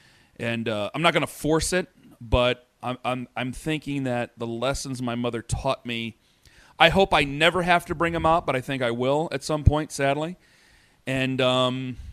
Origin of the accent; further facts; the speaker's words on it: Canton, Ohio, United States; now in Cleveland, United States; we're from Canton.